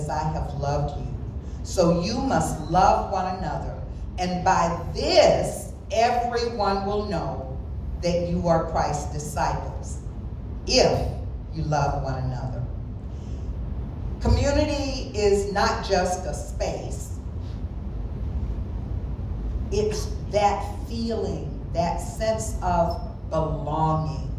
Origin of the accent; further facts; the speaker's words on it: the South, United States; I grew up in the South